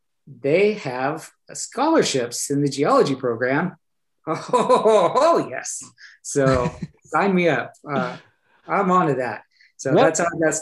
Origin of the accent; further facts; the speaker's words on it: Pampa, Texas, United States; moved away as an adult; also born or lived in Canyon, Texas / Norman, Oklahoma; I grew up in Pampa, east of Amarillo.